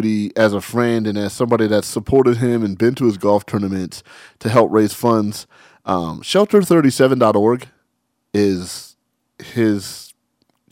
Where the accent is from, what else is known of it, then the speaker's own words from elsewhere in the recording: Southern California, United States; also born or lived in Barstow, California / San Bernardino, California / Los Angeles, California; Born and raised in Southern California, worked in Los Angeles 20 plus years.